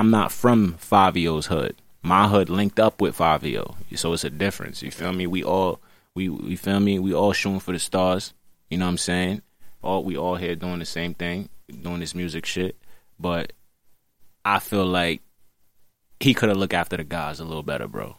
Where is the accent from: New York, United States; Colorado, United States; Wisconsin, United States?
New York, United States; New York City; I'm from Brooklyn, New York City